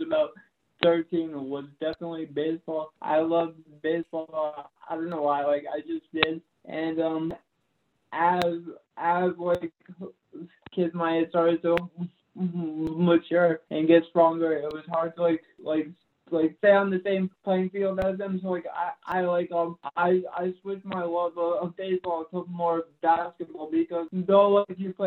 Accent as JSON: {"language": "English", "region": "New England", "country": "United States", "said": "I'm from New England, so I'm New England across the board."}